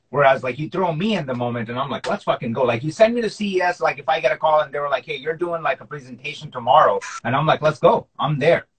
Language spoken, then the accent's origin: English; Pakistan; nationality wise, I'm Pakistani, so like we grew up watching cricket